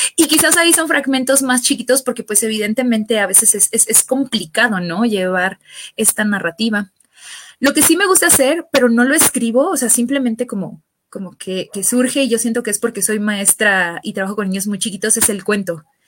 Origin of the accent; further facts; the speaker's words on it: Mexico; soy mexicana.